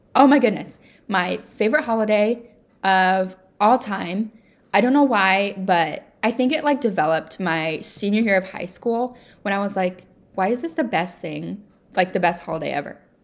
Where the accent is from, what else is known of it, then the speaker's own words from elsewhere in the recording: United States; I love being an American